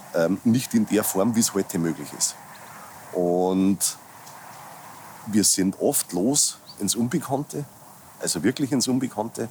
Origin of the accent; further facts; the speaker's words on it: near Passau, Lower Bavaria, Germany; ich lebe, bin geboren in Niederbayern, ähm, direkt an der österreichischen Grenze. Also wir sitzen im südöstlichsten Eck Deutschlands in der Nähe von Passau